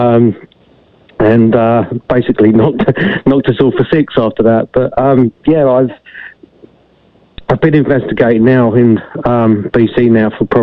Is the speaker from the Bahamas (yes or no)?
no; England, United Kingdom; moved away; I had a lot of incidences when I was younger in regards to the paranormal where I grew up in England.